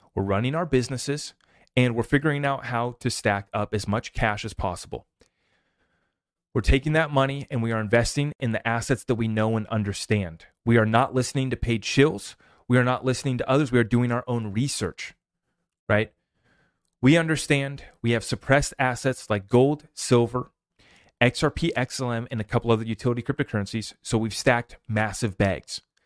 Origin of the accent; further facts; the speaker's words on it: United States; As an American